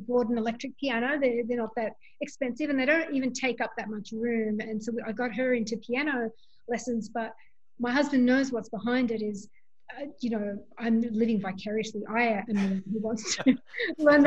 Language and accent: English; Sydney, New South Wales, Australia; moved away as an adult; now in Bronx, United States; as an Australian to come from the Bronx